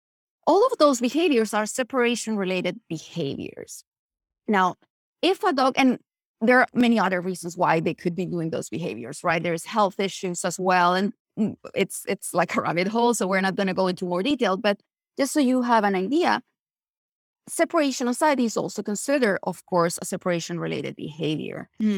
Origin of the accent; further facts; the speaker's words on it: Chile; I'm originally from Chile